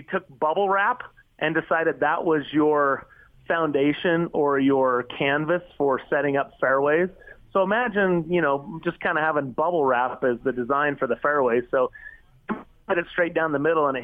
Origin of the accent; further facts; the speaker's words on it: United States; as an American